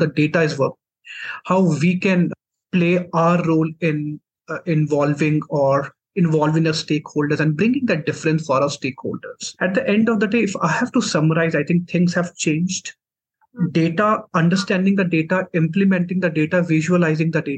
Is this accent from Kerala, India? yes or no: no; Jammu, Jammu and Kashmir, India; So I'm from Jammu and Kashmir. So I did my complete education in Jammu itself